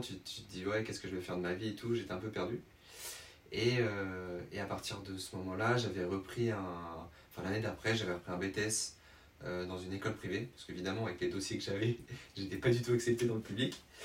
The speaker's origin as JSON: {"language": "French", "town": "Tours", "region": "Centre-Val de Loire", "country": "France", "tie": "born or raised there", "said": "je suis originaire de Tours, donc je ne sais pas si les gens connaissent dans la... en Indre-et-Loire, dans la région centre."}